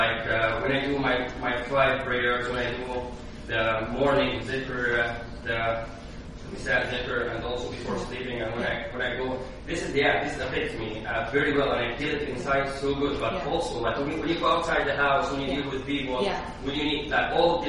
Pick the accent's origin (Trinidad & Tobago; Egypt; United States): Egypt; English is a second language; So, as I came from Egypt, like I have been here for almost 2 years, so I found it's really difficult.